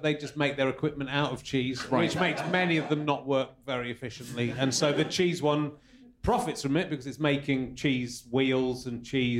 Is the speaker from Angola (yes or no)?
no; Cheddar, South West England, United Kingdom; also born or lived in Pocklington / Loughborough; I grew up in Cheddar in Somerset